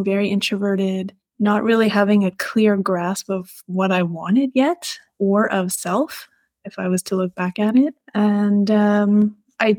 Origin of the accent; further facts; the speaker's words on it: Arnprior, Ontario, Canada; I grew up in Arm Prior